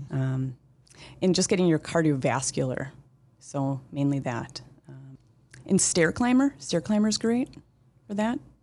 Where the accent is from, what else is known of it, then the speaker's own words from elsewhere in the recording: Moorhead, Minnesota, United States; I'm from Moorhead, uh, Minnesota. Grew up there, uh, still live here in town.